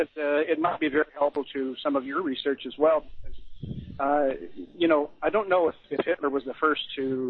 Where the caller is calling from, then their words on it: Texas, United States; also born or lived in California; I'm calling from Texas. I have a California number.